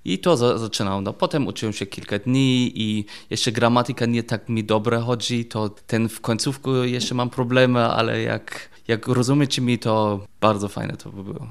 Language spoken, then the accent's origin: Polish; Germany; Polish is a second language; moved away as an adult; also born or lived in England; now in Wrocław, Poland; jestem Niemiec i żyję w Polsce